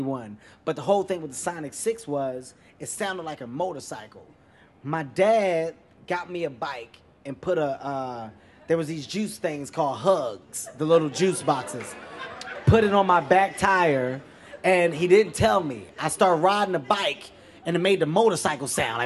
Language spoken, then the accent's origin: English; Philadelphia, Pennsylvania, United States; moved away; also born or lived in New York City; I'm from Philadelphia, but I lived in New York for some time